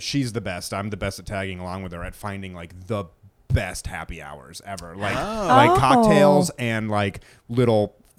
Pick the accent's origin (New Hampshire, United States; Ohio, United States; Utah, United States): New Hampshire, United States; moved away; also born or lived in Georgia; I was just going to say, I grew up in New Hampshire and moved to Georgia. And when I moved down to Georgia, we had SoCo, which I always hated.